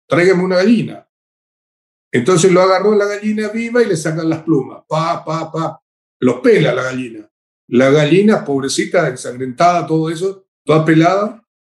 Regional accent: Paraguay; En mi país, acá en Paraguay

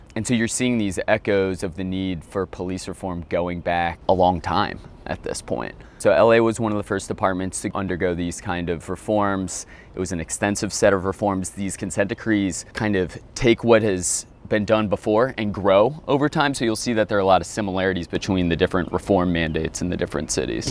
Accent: New Orleans, Louisiana, United States; moved away as an adult; also born or lived in Washington, D.C.; I'm from New Orleans, love New Orleans

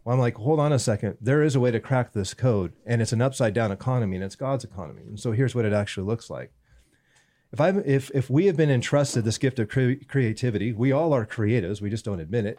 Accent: Southern California, United States; also born or lived in Northern Bay Area, California; Born and, born and raised in California, Southern California.

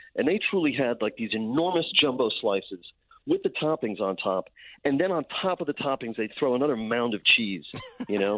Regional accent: New York City, New York, United States; moved away; I grew up on Staten Island, but I haven't lived there in a long

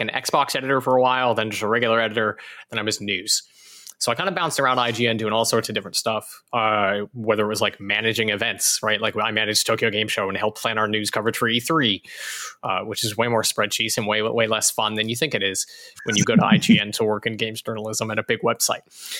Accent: Alberta, Canada; moved away as an adult; also born or lived in California; I'm from Alberta, Canada, in a very tiny town

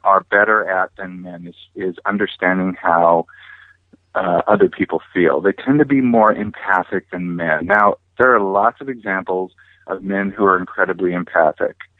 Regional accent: California, United States; also born or lived in Hawaii; my family moved back over here to California, and I grew up here on the beach

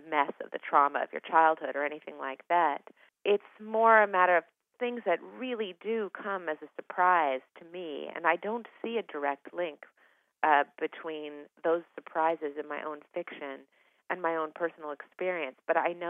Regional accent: Eugene, Oregon, United States; I grew up in Eugene, Oregon

